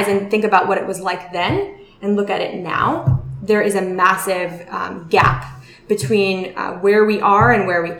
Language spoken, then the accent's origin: English; Pelham, New York, United States; also born or lived in Mount Vernon, New York / Riverdale, Bronx; I was born in Mount Vernon and I was raised in Pelham